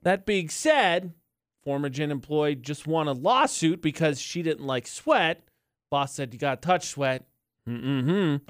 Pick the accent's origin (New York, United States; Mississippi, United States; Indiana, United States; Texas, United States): Indiana, United States; I'm from the Midwest